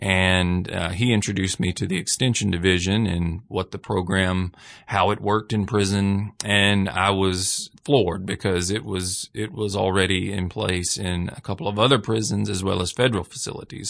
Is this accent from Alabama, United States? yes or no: yes; Hamilton, Alabama, United States; I am originally from Hamilton, Alabama. I grew up in the same city where the prison is